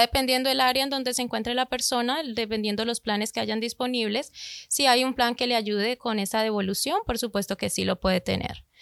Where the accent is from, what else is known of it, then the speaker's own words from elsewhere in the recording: Colombia; moved away; Yo soy de Colombia